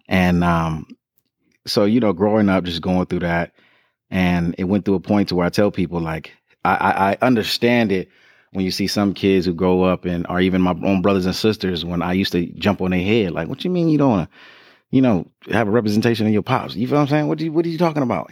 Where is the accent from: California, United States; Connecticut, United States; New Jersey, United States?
California, United States; Compton; I'm really the real born and raised in Compton